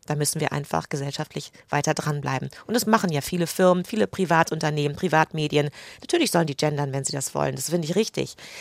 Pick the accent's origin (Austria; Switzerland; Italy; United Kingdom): United Kingdom; German is a second language; moved away as an adult; also born or lived in England; now in Germany; ich bin Britin